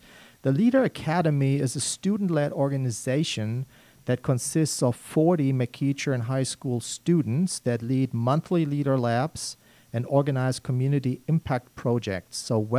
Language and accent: English; Germany; English is a second language; moved away